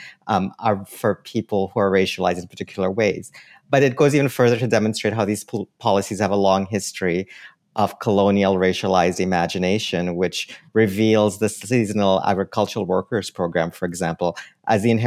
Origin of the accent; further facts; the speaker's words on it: Trinidad & Tobago; now in Canada; as a Trinidadian